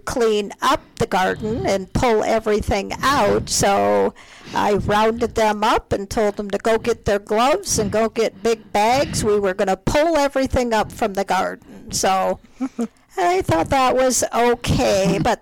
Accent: Minnesota, United States; moved away as an adult; now in Colorado, United States; I grew up in Minnesota.

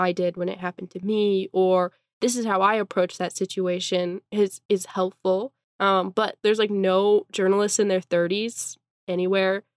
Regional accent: Eastern Washington, United States; now in Spokane, United States; I'm from Eastern Washington

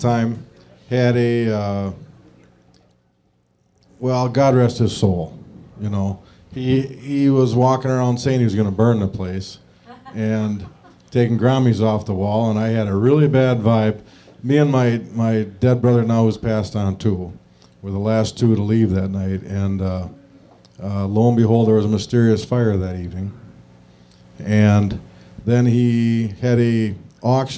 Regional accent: Baraboo, Wisconsin, United States; I'm from Baraboo

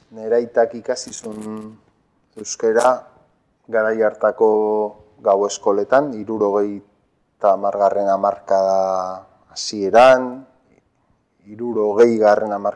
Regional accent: Zumarraga, Basque Country, Spain; first language Spanish; Basque is a second language; ikastolan ere gazteleraz egiten genuen, ze urretxu eta sumarragan ba, emigrazio handia egon

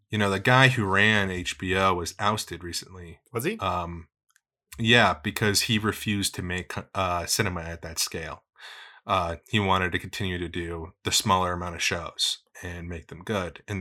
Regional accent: United States; I'm American. I speak American here.

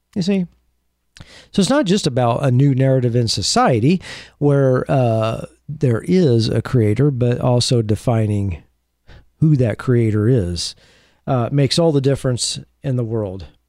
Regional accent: Beaverton, Oregon, United States; my hometown of Beaverton

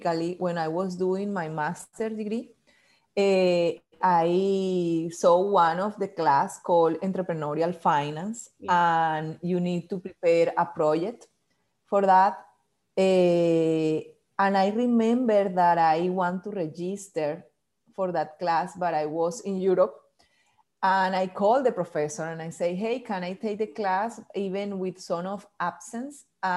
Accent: Barranquilla, Atlántico, Colombia; English is a second language; moved away as an adult; now in Washington, D.C., United States; I live in Washington, D.C. 11 years ago, but I'm from Colombia, from South America, from a small city called Barranquilla that is in the coast

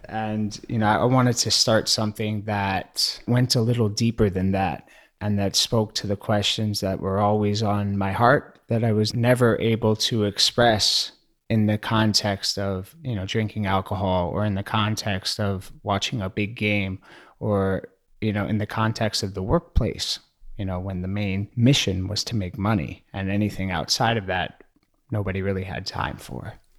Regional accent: New York City, New York, United States; growing up in New York City

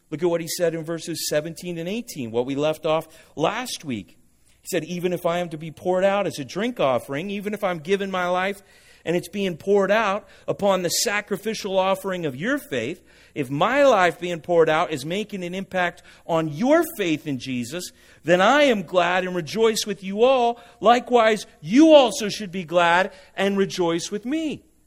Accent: Huntington Beach, California, United States; I'm from Huntington Beach

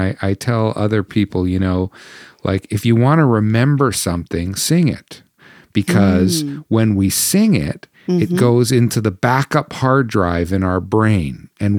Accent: Canada; and a lament against, in a sense, against my nation and the people of faith to which I belong, both as a Canadian Christian.

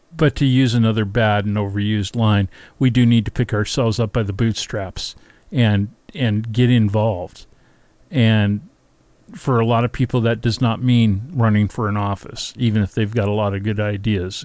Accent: Seattle, Washington, United States; my hometown of Seattle

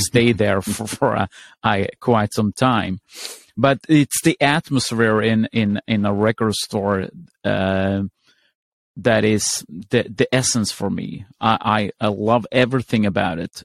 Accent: Sweden; I'm from Sweden.

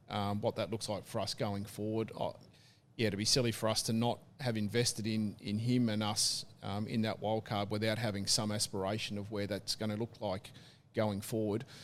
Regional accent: Tasmania, Australia; growing up in Tassie as a kid

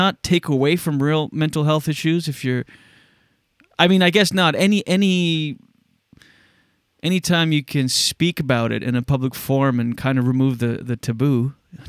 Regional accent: Moncton, New Brunswick, Canada; also born or lived in Skidook; my hometown, Moncton.

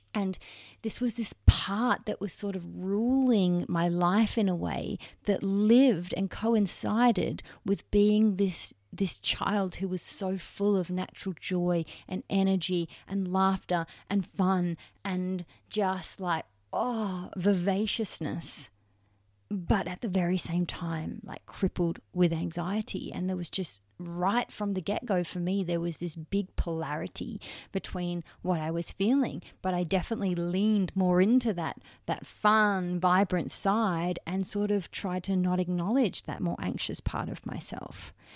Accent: Perth, Western Australia, Australia; I was born in Perth, Western Australia, on May eighth, nineteen ninety

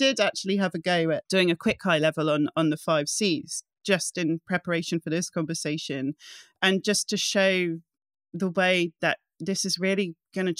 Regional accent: England, United Kingdom; also born or lived in Scotland; I'm Caucasian, I'm a daughter to an English mother and a Scottish father, I grew up in England

